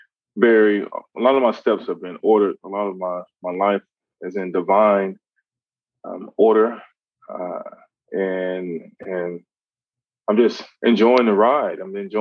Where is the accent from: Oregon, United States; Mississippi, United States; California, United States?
Mississippi, United States; also born or lived in Louisiana / Houston, Texas; growing up in Mississippi, and then from Mississippi to Louisiana, then from Louisiana to Texas, Houston, Texas.